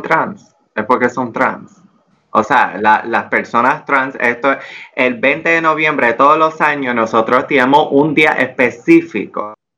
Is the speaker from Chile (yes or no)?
no; Puerto Rico; also born or lived in Washington, D.C.; aquí en Puerto Rico